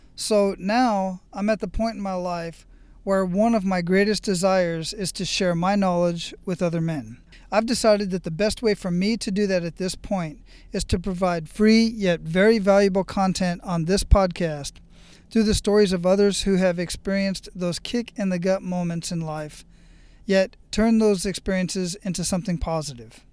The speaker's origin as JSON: {"language": "English", "town": "Phoenix", "region": "Arizona", "country": "United States", "tie": "born or raised there", "moved": "as an adult", "said": "I was born and raised in Phoenix, Arizona"}